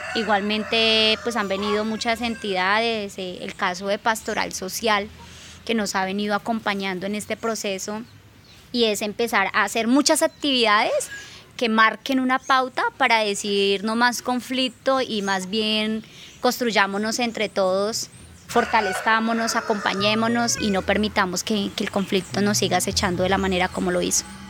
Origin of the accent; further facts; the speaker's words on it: Algeciras, Huila, Colombia; also born or lived in Bogotá / Neiva; nacida y criada acá en Algeciras, Huila